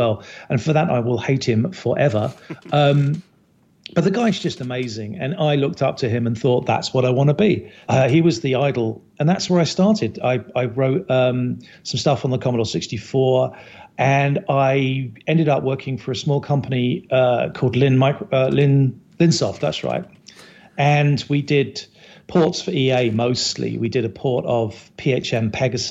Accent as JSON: {"language": "English", "town": "Herne Bay", "region": "South East England", "country": "United Kingdom", "tie": "born or raised there", "also_born_or_lived": "Chicago", "moved": "as an adult", "lives_now": "United States", "said": "I'm from Kent. So I'm from a little town called Herne Bay. Just north of Canterbury. I spent way too many years there"}